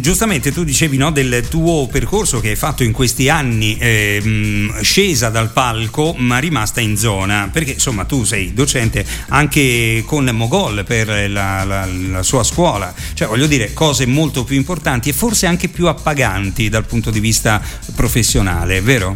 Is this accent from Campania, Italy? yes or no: no; Rome, Lazio, Italy; essendo io di Roma